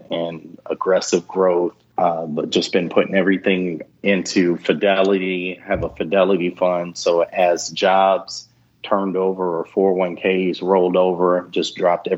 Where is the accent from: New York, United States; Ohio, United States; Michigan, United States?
Michigan, United States; moved away; I'm a guy from Michigan.